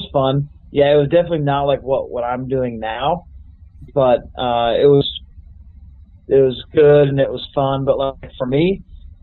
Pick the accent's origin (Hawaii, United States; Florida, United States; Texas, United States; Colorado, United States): Colorado, United States; I grew up in Colorado